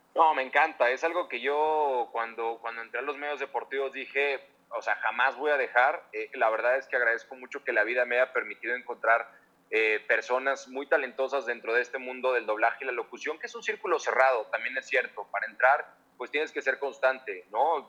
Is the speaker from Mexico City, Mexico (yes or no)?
yes; Mexico City, Mexico; moved away as an adult; also born or lived in Miami, United States; soy chilango